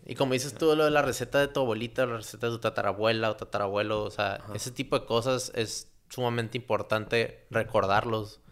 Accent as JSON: {"language": "Spanish", "town": "Tijuana", "region": "Baja California", "country": "Mexico", "said": "yo era el único mexicano de ahí, el único de Tijuana"}